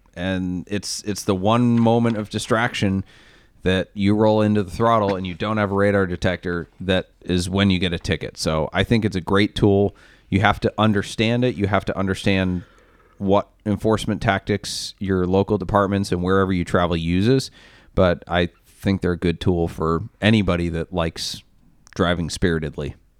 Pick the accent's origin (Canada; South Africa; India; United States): United States; Maine; I'm from Maine